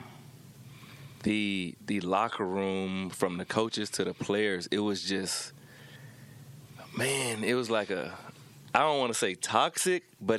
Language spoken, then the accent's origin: English; Baton Rouge, Louisiana, United States; now in Manhattan, Kansas, United States; I come from Baton Rouge, where it's rough and tough